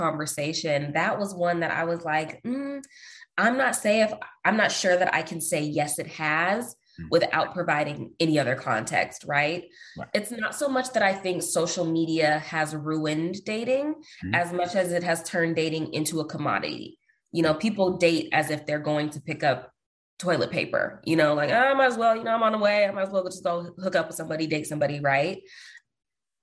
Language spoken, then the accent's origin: English; Seattle, Washington, United States; moved away as an adult; also born or lived in New Orleans, Louisiana / Houston, Texas; now in Austin, United States; I'm originally from Seattle, Washington, but I live in Austin, Texas at the moment